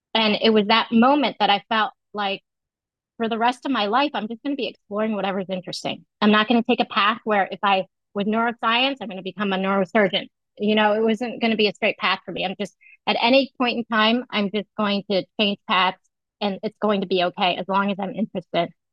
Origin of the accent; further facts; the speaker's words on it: United States; I grew up in the United States, but uh, my family is very uh, um, we follow all the traditional um, celebrations that Vietnamese people celebrate